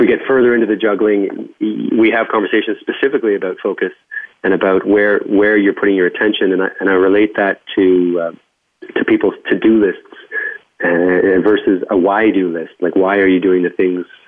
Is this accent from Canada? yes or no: yes; Canada; accent: Canadian; I'll put the Canadian back on